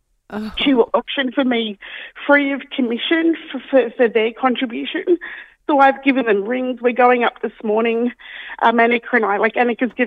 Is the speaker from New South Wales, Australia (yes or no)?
yes; Sydney, New South Wales, Australia; now in Davistown, Australia; I'm from Western Sydney